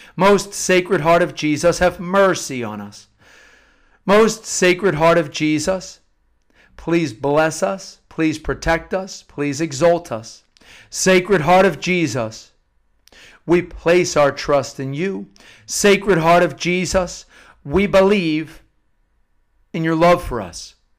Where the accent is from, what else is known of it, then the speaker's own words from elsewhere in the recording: Havertown, Pennsylvania, United States; I'm from Havertown, Pennsylvania